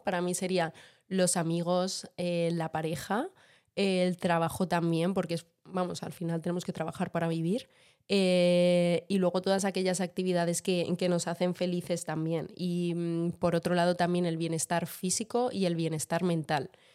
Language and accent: Spanish; Madrid, Community of Madrid, Spain; also born or lived in Venezuela; yo nací en Venezuela, eh, pero llevo toda mi vida en Madrid, como podéis notar eh, por mi acento. No tengo, tengo cero acento venezolano